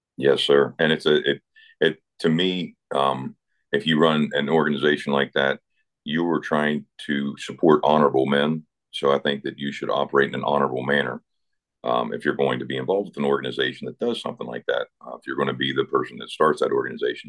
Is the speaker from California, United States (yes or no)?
no; Eastern Panhandle, West Virginia, United States; moved away; grew up in West Virginia in the Eastern Panhandle, a town of about uh, 600 people.